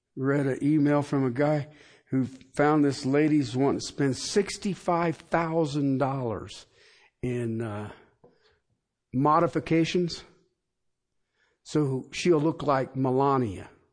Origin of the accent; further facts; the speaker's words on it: Union County, Ohio, United States; moved away; I come from Union Country back in Ohio